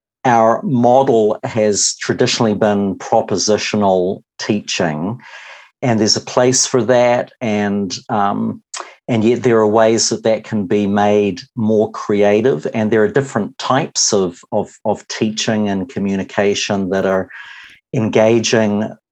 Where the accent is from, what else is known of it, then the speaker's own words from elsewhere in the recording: New Zealand; also born or lived in Wisconsin, United States; I'm a Kiwi, though have spent a number of years in the States, married